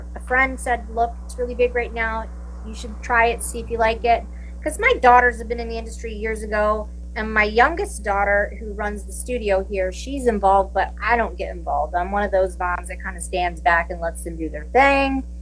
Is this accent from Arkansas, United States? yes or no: no; Williamsburg, Virginia, United States; moved away as an adult; also born or lived in New Jersey; now in California, United States; I'm originally from Williamsburg, Virginia.